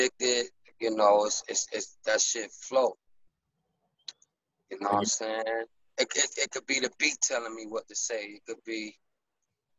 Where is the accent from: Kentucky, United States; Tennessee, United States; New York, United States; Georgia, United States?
New York, United States; Rochester; Rochester, New York, born and raised.